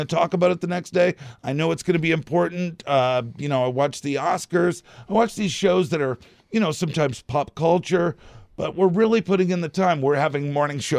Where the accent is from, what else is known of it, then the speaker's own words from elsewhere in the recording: outside of Boston, Massachusetts, United States; now in Traverse City, United States; I grew up outside of Boston